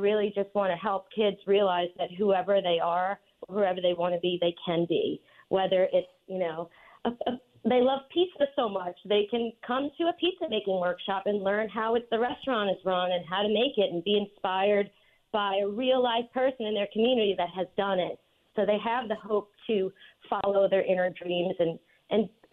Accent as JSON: {"language": "English", "town": "New Orleans", "region": "Louisiana", "country": "United States", "tie": "born or raised there", "also_born_or_lived": "New York City / Montauk", "moved": "as an adult", "said": "my hometown in New Orleans"}